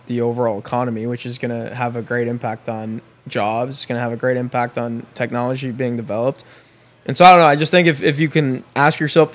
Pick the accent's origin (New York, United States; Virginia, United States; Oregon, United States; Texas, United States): New York, United States; Binghamton; born or raised there; now in Tampa, United States